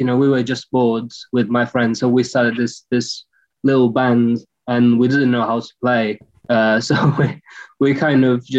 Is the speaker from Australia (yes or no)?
no; Italy; moved away as an adult; now in London, United Kingdom; I'm Italian. I'm from Italy.